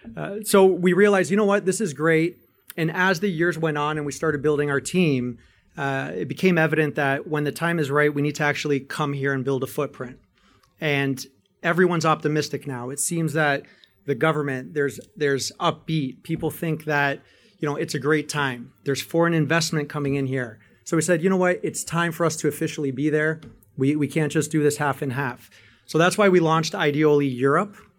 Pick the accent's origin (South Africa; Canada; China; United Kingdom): Canada; I'm a Greek, Canadian, and American citizen, born and raised in Canada